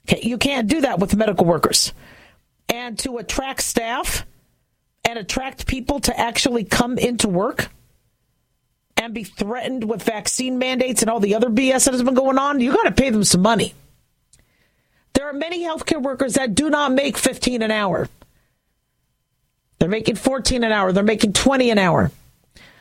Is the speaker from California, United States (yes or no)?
yes; California, United States; moved away; also born or lived in Las Vegas, Nevada; I was born in California. I'm from California.